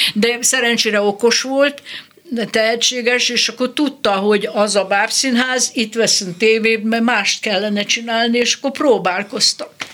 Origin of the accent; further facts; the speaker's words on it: Nagykanizsa, Zala, Hungary; moved away; also born or lived in Tab; Nagykanizsán születtem, de Tabon voltam gimnazista, meg ott, ott voltam ö, kamasz